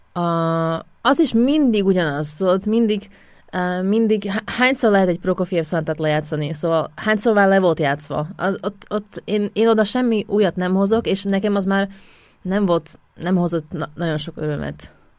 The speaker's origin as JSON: {"language": "Hungarian", "town": "Košice", "region": "Košice Region", "country": "Slovakia", "tie": "born or raised there", "second_language": "Hungarian", "moved": "as an adult", "lives_now": "Vienna, Austria", "said": "Kassáról származok, Kassán születtem, Szlovákián"}